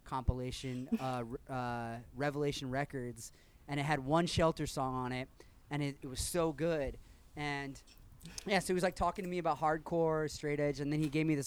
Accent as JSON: {"language": "English", "town": "Kansas City", "region": "Missouri", "country": "United States", "tie": "born or raised there", "said": "I grew up in Kansas City."}